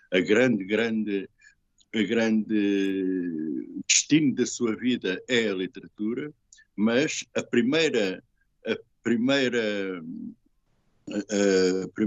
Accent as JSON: {"language": "Portuguese", "country": "France", "said": "Uh, antigamente dizia-se engajado, e eu sou francês, agora diz-se comprometido, exatamente."}